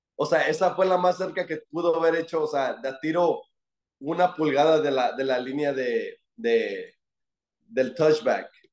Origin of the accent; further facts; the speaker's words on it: Fort Worth, Texas, United States; soy de Dallas, de Fort Worth